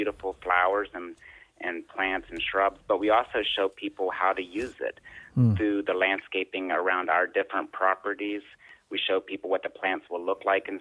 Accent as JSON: {"language": "English", "region": "West Virginia", "country": "United States", "tie": "born or raised there", "said": "I grew up in West Virginia. I was born here."}